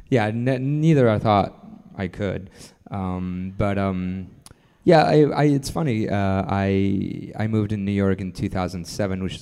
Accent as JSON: {"language": "English", "country": "Lebanon", "tie": "born there", "said": "I was born in Lebanon um, in in the early '80s uh, during a uh, pretty pretty big civil war."}